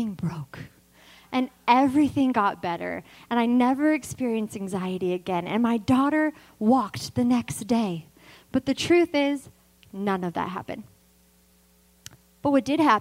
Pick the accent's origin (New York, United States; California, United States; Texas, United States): California, United States; Vacaville; always lived in Vacaville